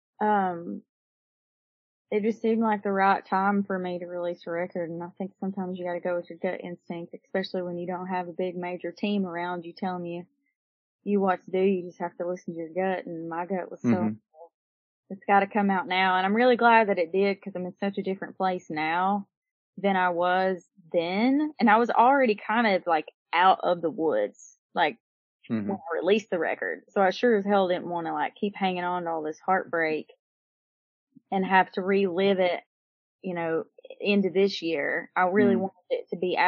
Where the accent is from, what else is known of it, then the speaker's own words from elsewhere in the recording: Knott County, Kentucky, United States; now in Nashville area, United States; I'm from Knott County, Kentucky. So it's kind of in between Hazard and Prestonsburg.